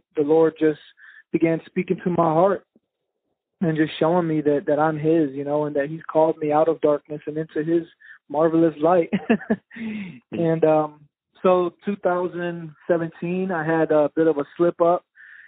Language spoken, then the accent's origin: English; Richmond, Virginia, United States; But I'm originally from Richmond, Virginia. Both of my parents were drug addicts, so I grew up in a lot of different crack houses and trap houses and grew up in the streets, you know, bounced around a lot, moved around a lot